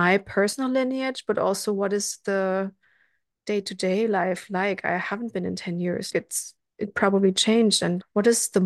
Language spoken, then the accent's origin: English; Germany; also born or lived in Sweden; now in Berlin, Germany; until the divorce of my parents, I was like raised pretty German